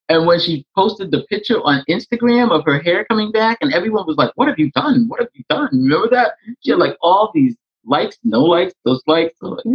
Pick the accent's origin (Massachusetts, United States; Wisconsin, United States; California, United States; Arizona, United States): Massachusetts, United States; Boston; I'm from Boston, Mass.